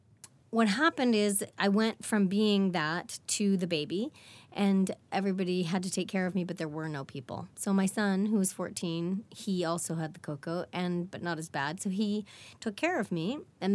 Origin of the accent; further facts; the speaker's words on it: Regina, Saskatchewan, Canada; I'm from Regina